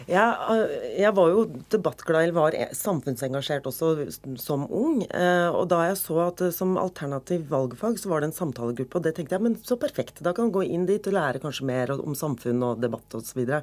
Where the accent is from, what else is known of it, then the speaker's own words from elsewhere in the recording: Oslo, Norway; Og de bare antok at siden jeg kom fra Veitvet og Groruddalen, at jeg antageligvis hadde sosiale problemer og problemer hjemme